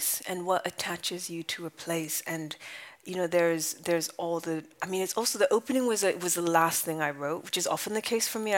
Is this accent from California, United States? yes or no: yes; California, United States; moved away as an adult; also born or lived in London / Japan; my family's from Japan. I grew up in California. I spent most of my 20s in London